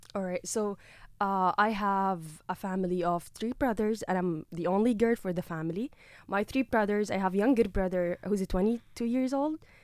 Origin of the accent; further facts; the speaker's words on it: Gaza, Gaza Strip, Palestine; moved away as an adult; now in Carlow, Ireland; I've been like born and raised in Gaza